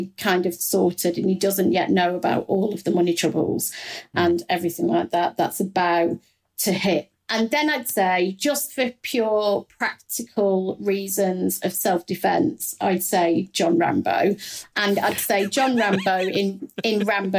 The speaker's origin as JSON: {"language": "English", "region": "Midlands", "country": "United Kingdom", "accent": "Midlands", "said": "I'm from the Midlands"}